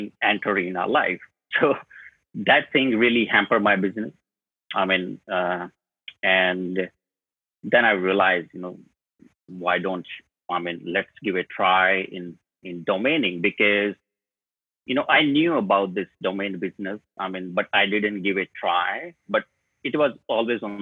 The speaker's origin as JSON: {"language": "English", "town": "New Delhi", "region": "Delhi", "country": "India", "said": "I'm from India, New Delhi, the capital."}